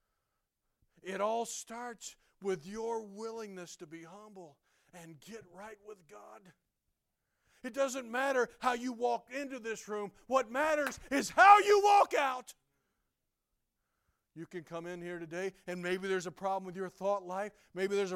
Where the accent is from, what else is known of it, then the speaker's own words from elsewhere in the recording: South Carolina, United States; I'm a hick. I grew up in South Carolina.